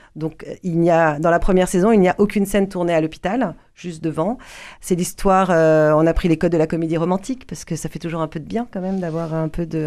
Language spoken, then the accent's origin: French; Paris, Île-de-France, France; moved away as an adult; now in Toulouse, France; j'ai quitté Paris je suis parisienne